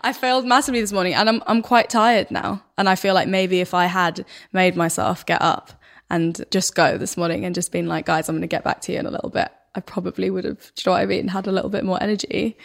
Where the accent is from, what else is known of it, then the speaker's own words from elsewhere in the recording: Stockholm, Stockholm County, Sweden; accent: thick Stockholm; my accent, like, my dialect is really, really Stockholm, like, super thick